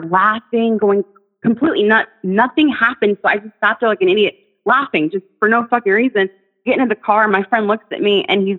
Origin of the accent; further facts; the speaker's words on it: Texas, United States; now in Australia; I'm a Texan and I'm an Arab